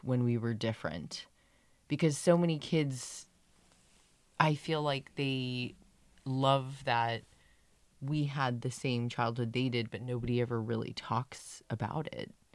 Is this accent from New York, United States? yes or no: no; San Diego, California, United States; we grew up in San Diego